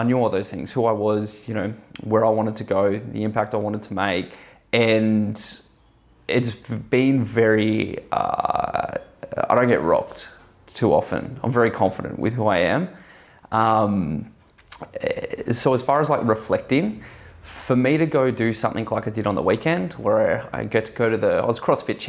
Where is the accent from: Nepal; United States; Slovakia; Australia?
Australia; I'm like as Aussie as it gets